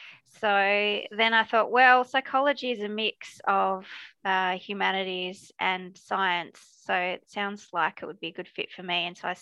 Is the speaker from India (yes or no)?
no; Adelaide, South Australia, Australia; So I'm from Adelaide. I grew up here, beautiful Kaurna country. And I grew up in the western suburbs